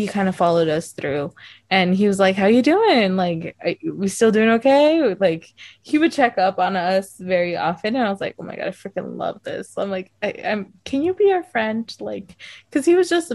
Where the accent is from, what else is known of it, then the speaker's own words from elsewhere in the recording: United States; we're like, oh, the US